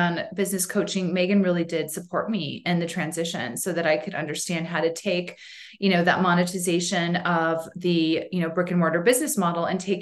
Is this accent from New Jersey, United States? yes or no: no; Boise, Idaho, United States; now in Sun Valley, United States; Boise is really my home